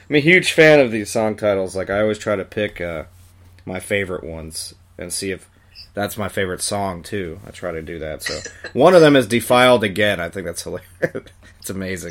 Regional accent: Long Island, New York, United States; I'm from Long Island myself

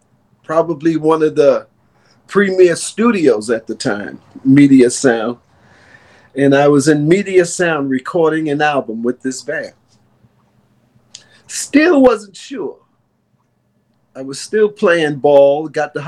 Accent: New York City, New York, United States; Born and raised in New York City

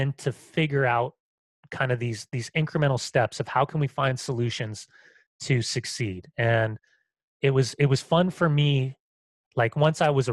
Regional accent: Southern California, United States; moved away; also born or lived in San Francisco; Growing up in Southern California, I have a gay father who lived in San Francisco and is HIV positive

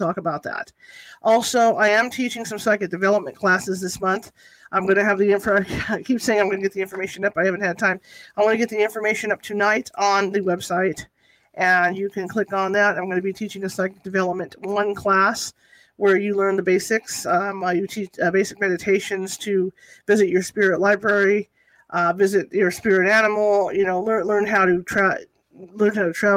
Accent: California, United States; I'm from California

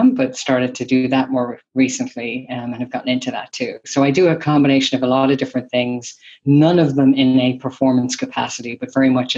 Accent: Ireland; moved away as an adult; also born or lived in San Francisco Bay Area, United States; now in San Francisco, United States; I am originally from Ireland, and I have been here in the Bay Area, San Francisco, for the last 25 years. I moved here right after college

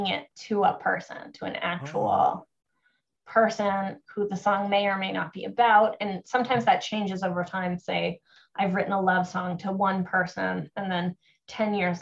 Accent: Kenora, Ontario, Canada; my hometown of Kenora, Ontario

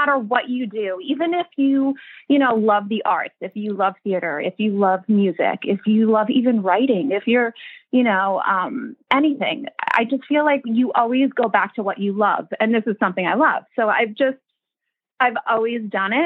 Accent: New York, United States; I grew up in New York. I still live here.

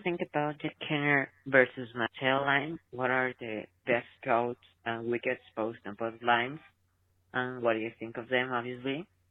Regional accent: Mexico; I'm from Mexico

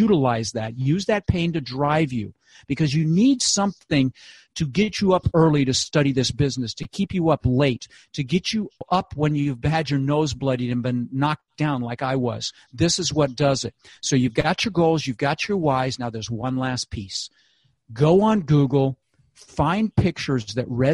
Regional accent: Denver, Colorado, United States; moved away; I grew up in Denver

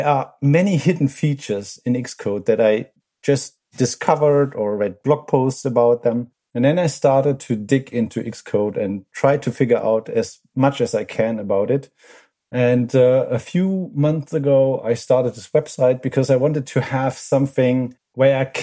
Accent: Germany; from Germany.

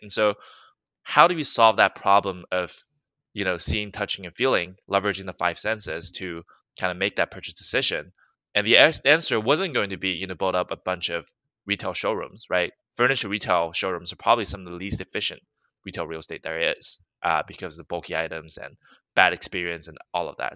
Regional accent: Alabama, United States; moved away as an adult; now in Los Angeles, United States; I grew up in Alabama, went to school in Alabama

